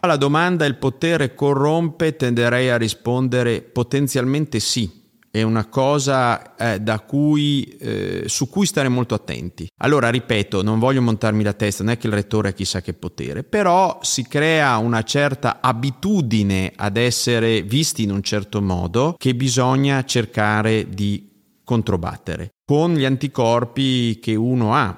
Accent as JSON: {"language": "Italian", "town": "Ziano di Fiemme", "region": "Trentino-Alto Adige", "country": "Italy", "tie": "born or raised there", "also_born_or_lived": "Cavalese", "said": "io sono cresciuto in un paese che si chiama Ziano di Fiemme, ma sono nato a Cavalese perché l'ospedale sta lì"}